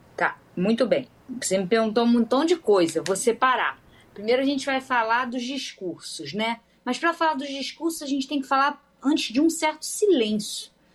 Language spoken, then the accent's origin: Portuguese; Rio de Janeiro, Brazil; eu sou do Rio de Janeiro